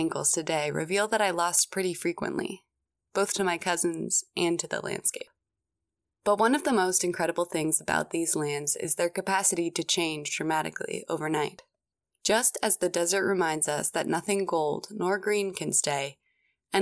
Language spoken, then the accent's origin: English; Phoenix, Arizona, United States; I grew up in Phoenix, a massive city 2 hours to the north